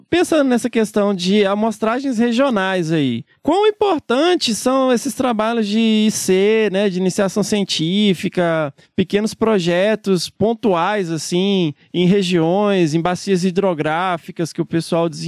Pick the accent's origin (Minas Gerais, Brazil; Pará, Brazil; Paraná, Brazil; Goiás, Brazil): Minas Gerais, Brazil; now in São Paulo, Brazil; Eu, quando vim de Minas, eu fiquei muito impressionado com isso.